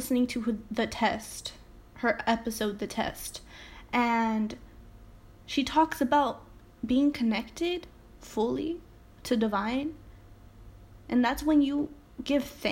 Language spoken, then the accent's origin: English; Salinas, California, United States; I'm just someone from Salinas, California